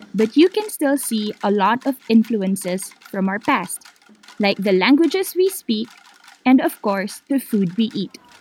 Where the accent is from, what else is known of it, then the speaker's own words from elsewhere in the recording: Manila, Metro Manila, Philippines; I'm from the Philippines. I grew up in Manila